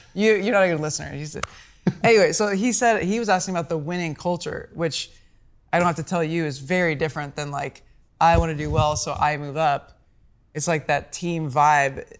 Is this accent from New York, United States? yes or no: no; Omaha, Nebraska, United States; I'm from Omaha's